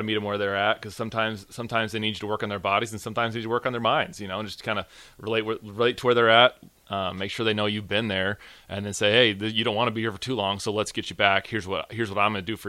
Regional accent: Gretna, Nebraska, United States; I grew up pretty much in Nebraska

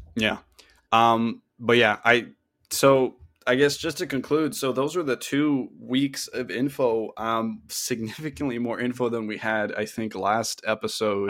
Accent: Canada; we're both Canadian

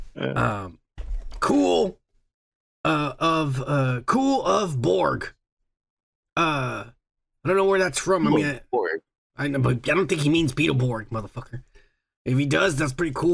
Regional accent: United States; I'm American

